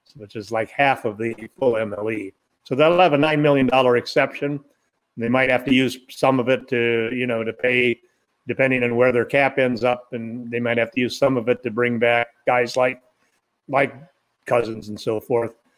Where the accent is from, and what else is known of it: Southern California, United States; born or raised there